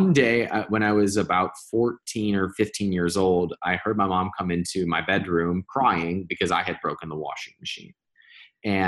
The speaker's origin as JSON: {"language": "English", "town": "Cleveland", "region": "Ohio", "country": "United States", "tie": "born or raised there", "also_born_or_lived": "Indiana", "moved": "yes", "said": "I grew up in Cleveland, Ohio"}